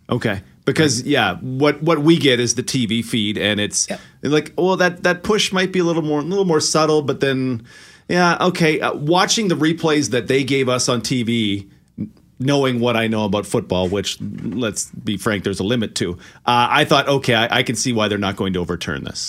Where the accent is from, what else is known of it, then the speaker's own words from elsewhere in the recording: Okotoks, Alberta, Canada; my next door neighbor growing up in Okotoks.